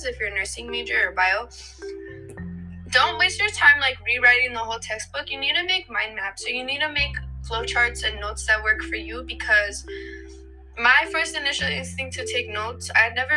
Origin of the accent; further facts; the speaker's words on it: New Mexico, United States; moved away as an adult; now in Philadelphia, United States; I am originally from New Mexico, specifically Socorro and Santa Fe